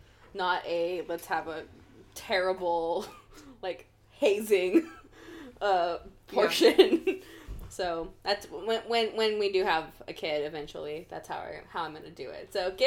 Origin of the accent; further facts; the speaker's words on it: Seattle, Washington, United States; I'm from the States, and the only place, like, I'm from the Seattle area.